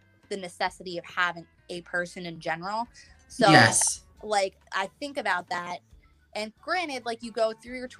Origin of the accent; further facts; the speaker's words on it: New York, United States; I'm from New York